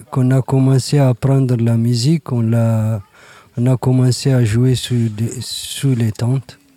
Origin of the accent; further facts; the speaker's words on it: Niger; Je viens du Niger.